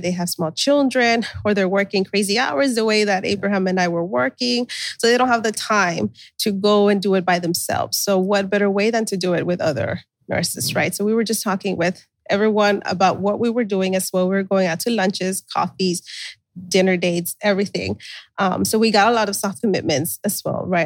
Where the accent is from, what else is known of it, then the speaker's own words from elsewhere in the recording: Brownsville, Texas, United States; also born or lived in California; We're from Brownsville, Texas.